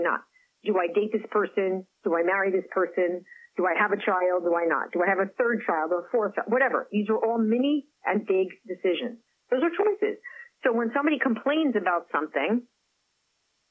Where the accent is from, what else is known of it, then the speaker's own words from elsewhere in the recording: Paris, Île-de-France, France; first language French; English is a second language; moved away; Paris happens to be where I was born. I have an affinity. I speak the language, my first language